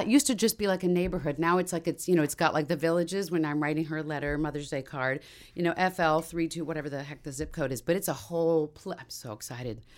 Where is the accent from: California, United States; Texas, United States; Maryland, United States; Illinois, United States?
Maryland, United States; Washington, D.C. area; moved away; also born or lived in Montgomery County, Maryland; I grew up in the Washington, D C area